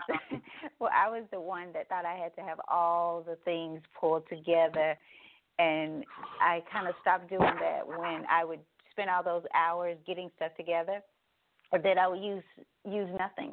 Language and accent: English; Douglas, Tennessee, United States; I spent a lot of time in the community here growing up in Douglas